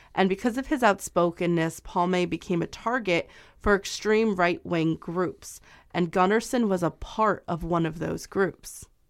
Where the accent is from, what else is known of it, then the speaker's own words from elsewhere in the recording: United States; I'm American